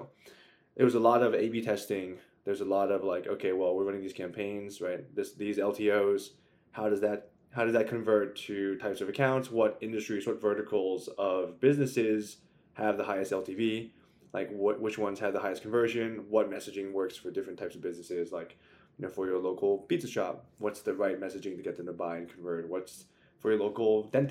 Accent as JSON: {"language": "English", "region": "Maryland", "country": "United States", "also_born_or_lived": "Virginia", "moved": "as an adult", "lives_now": "New York, United States", "said": "I'm from Maryland"}